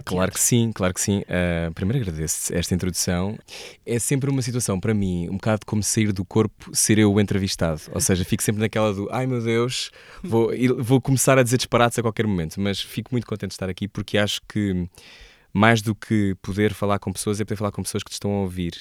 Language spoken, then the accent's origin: Portuguese; Portugal; also born or lived in Bristol; eu sou português